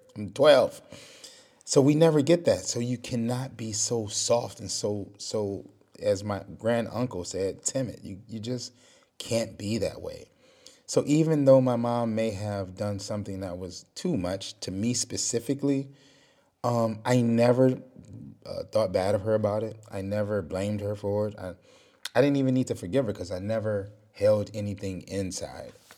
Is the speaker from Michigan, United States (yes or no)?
yes; Detroit, Michigan, United States; I'm from Detroit. So you, you grow up, you gotta be tough